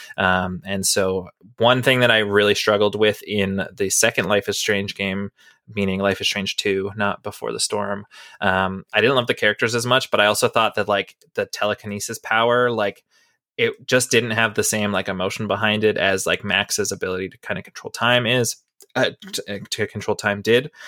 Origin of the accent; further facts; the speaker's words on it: Canada; I'm from Canada still